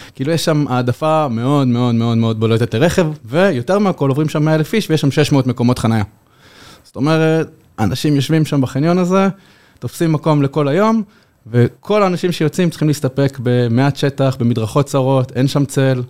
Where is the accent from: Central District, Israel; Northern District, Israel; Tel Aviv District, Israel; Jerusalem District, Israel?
Central District, Israel; Yehud; אני באתי מיהוד, גדלתי ביהוד, שזה עיר פיצית, פחות מעשרה קילומטר מתל אביב